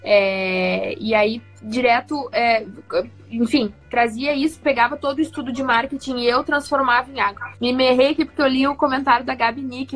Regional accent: Cruz Alta, Rio Grande do Sul, Brazil; uma boa cruzaltense aqui do Rio Grande do Sul

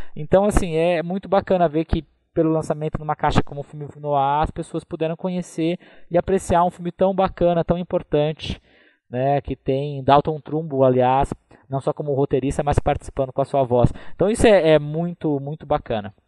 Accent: Taubaté, São Paulo, Brazil; Eu sou do interior de São Paulo, sou de Taubaté, né, que é no Vale do Paraíba

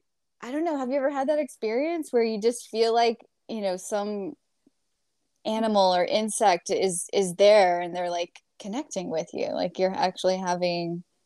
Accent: New York, United States; born there; I was born in New York, too. So that's got to count for something.

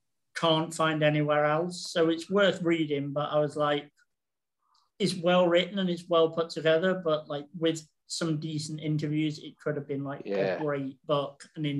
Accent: Manchester, North West England, United Kingdom; where I grew up in Boynton, in Manchester, basically, like, back when I was a kid in, like, the early 90s, a lot of the players lived round where I lived.

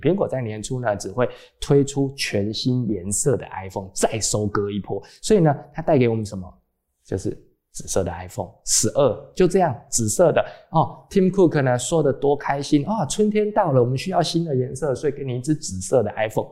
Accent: Taiwan; 还有一些跟我们台湾人无关紧要的东西呢

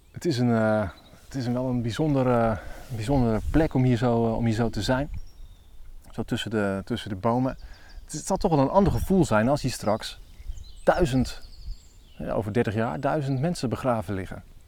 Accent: Elburg, Gelderland, Netherlands; ik kom uit Elburg

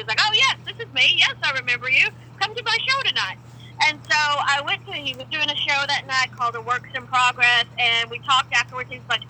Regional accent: Levelland, Texas, United States; moved away; I grew up in Levelland, which is a great small town, but it is very small. I think they have like 13,000 now.

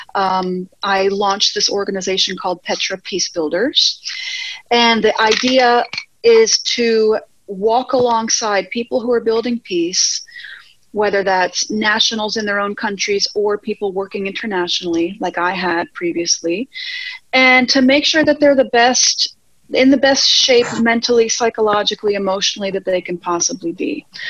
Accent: Virginia, United States; moved away as an adult; also born or lived in Norwich, Connecticut / Georgia; now in Spain; we moved to Virginia, which is really where I was raised.

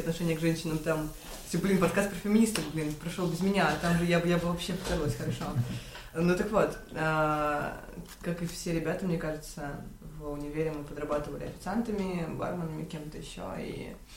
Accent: Khabarovsk, Khabarovsk Krai, Russia; moved away as an adult; also born or lived in Ulyanovsk; я родилась в Хабаровске, мои родители геологи. После окончания школы я решила, что я буду пилотом

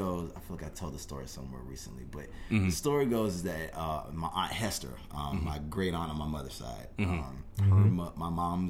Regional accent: Indian Trail, North Carolina, United States; Indian Trail, North Carolina.

